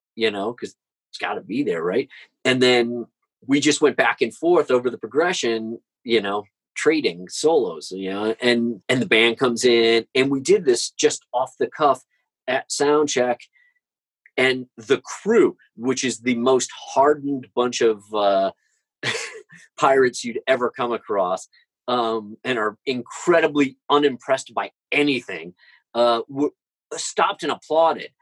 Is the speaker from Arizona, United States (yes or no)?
no; St. Louis, Missouri, United States; I'm from St. Louis